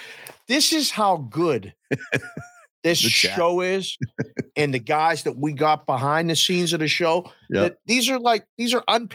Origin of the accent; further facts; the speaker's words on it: Pittsburgh, Pennsylvania, United States; I'm from Pittsburgh. It's nighttime in Pittsburgh behind me